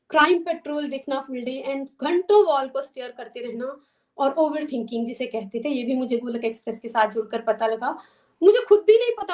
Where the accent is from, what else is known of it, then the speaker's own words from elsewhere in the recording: Chamba, Himachal Pradesh, India; moved away as an adult; now in United States; मैं बेसिकली चंबा से हूँ एंड आफ्टर मैरिज हम लोग जो हैं यूएस में सेटल हैं बचपन से ही हमारे घर में भक्तिमय माहौल था